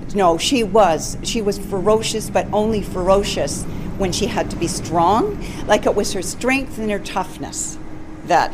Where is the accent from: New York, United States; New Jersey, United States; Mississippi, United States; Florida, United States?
Mississippi, United States; accent: Southern; I'm from Mississippi